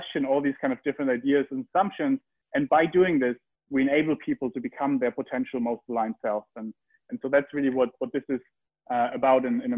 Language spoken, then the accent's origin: English; Heidelberg, Baden-Württemberg, Germany; I grew up in Heidelberg